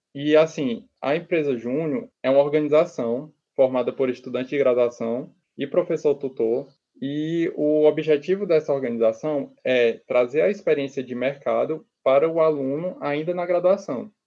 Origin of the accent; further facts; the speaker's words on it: Itapipoca, Ceará, Brazil; moved away as an adult; also born or lived in Fortaleza; nascido no interior do estado do Ceará. É, eu sou da cidade de Itapipoca. E eu me mudei para Fortaleza